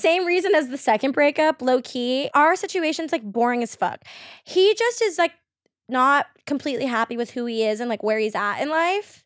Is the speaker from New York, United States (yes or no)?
no; Queen Creek, Arizona, United States; I grew up in, like, Arizona, like, Queen Creek area